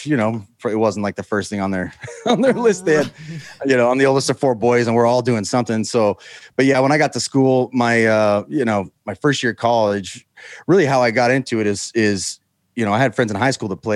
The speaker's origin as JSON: {"language": "English", "town": "Houston", "region": "Texas", "country": "United States", "tie": "born or raised there", "also_born_or_lived": "Utah", "said": "Grew up in Houston"}